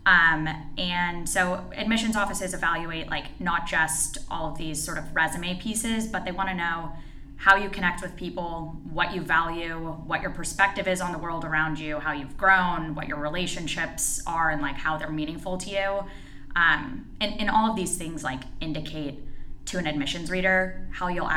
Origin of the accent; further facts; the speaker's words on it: Texas, United States; moved away as an adult; also born or lived in California; So I'm originally from Texas, but went to Stanford University for undergrad.